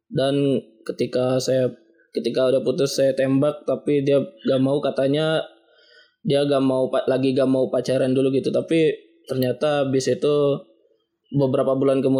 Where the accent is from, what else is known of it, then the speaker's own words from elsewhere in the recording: Tangerang, Banten, Indonesia; Saya berasal dari Tangerang Umur saya 23 tahun